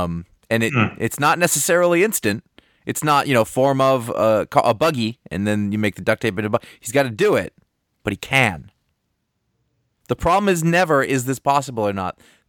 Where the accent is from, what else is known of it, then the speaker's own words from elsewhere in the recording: Maine, United States; growing up in Maine